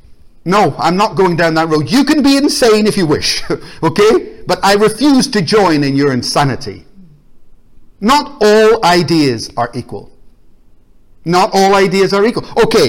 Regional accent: Ireland; Because I'm Irish. And Ireland was at war with Britain.

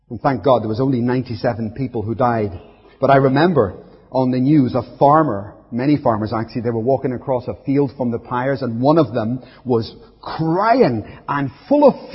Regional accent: Belfast, Northern Ireland, United Kingdom; I grew up in Belfast

